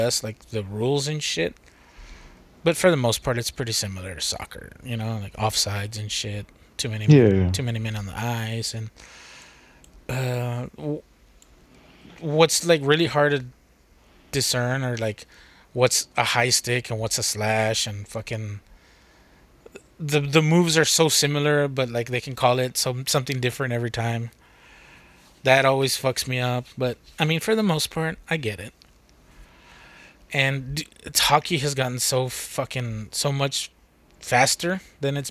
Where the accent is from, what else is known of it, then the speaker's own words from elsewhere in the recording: United States; I'm American